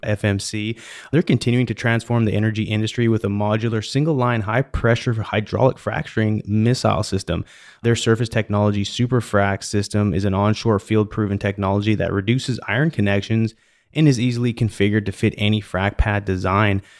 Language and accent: English; British Columbia, Canada; now in Houston, United States; I grew up in British Columbia